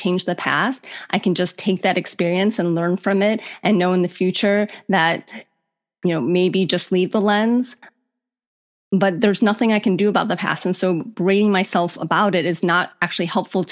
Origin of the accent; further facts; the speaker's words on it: Cleveland, Ohio, United States; moved away as an adult; also born or lived in Virginia; I grew up in Cleveland